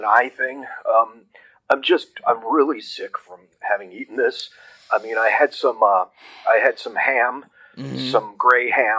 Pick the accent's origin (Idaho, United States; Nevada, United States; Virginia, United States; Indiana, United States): Idaho, United States; Brattleboro; Brattleboro, Idaho.